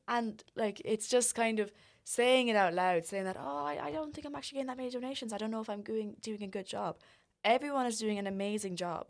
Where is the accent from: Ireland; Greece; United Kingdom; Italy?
Ireland; we as Irish people